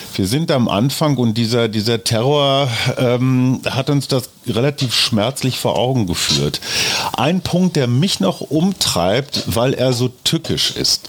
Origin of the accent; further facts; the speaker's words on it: Germany; als Deutsche